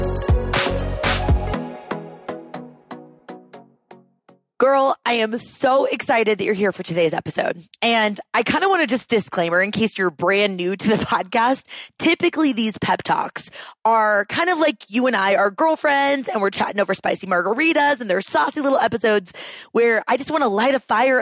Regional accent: Seattle, Washington, United States; also born or lived in Austin, Texas; now in Denver, United States; both Sina and I grew up in the Seattle area and our families still live up there

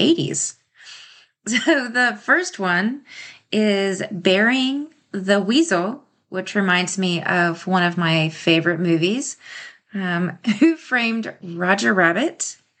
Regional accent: the South, United States; moved away; I am from the South

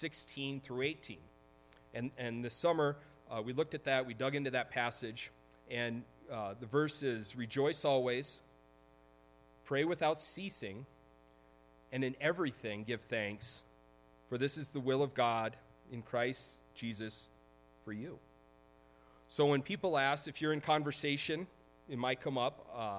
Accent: Laramie, Wyoming, United States; I grew up in Laramie, Wyoming, where it seems like all it does is snow all the time.

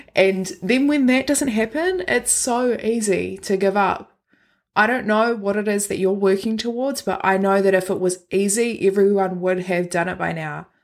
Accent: Christchurch, Canterbury, New Zealand; moved away; I was born and raised in Christchurch

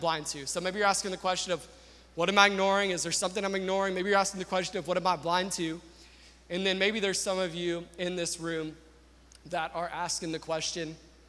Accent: the South, United States; I'm from the South

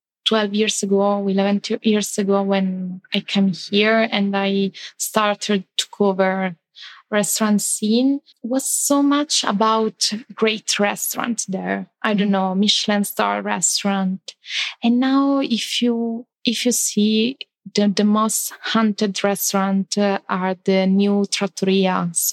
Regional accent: Bologna, Emilia-Romagna, Italy; English is a second language; now in Milan, Italy; I'm coming from Bologna. Bologna is totally different. It's a very welcoming city, very tiny, very cocooning.

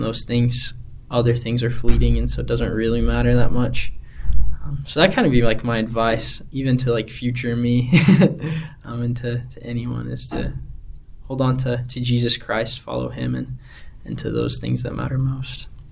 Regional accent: Heber City, Utah, United States; moved away as an adult; also born or lived in Amarillo, Texas / Alaska; now in Anchorage, United States; growing up in Heber

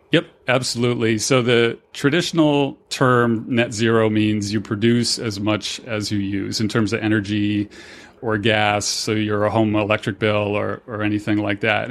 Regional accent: Fort Myers, Florida, United States; now in Denver, United States; my hometown in Fort Myers, Cape Coral area, Florida

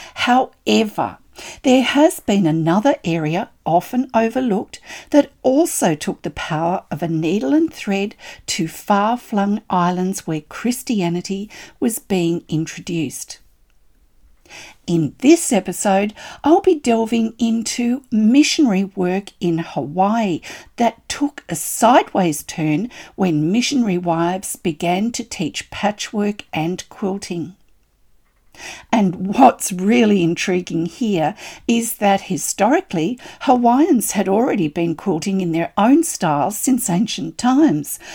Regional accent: Australia

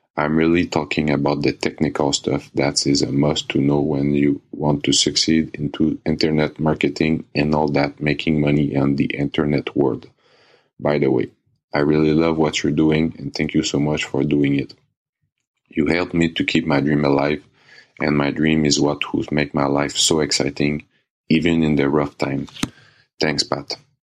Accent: Canada; English is a second language; I'm from Canada.

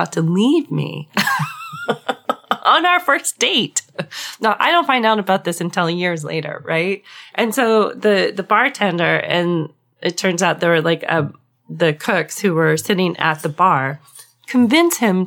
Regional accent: Southwest, United States; I grew up in the Southwest

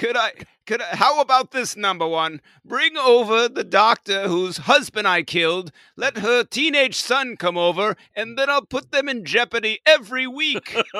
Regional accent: California, United States; accent: Californian; my stupid Californian accent

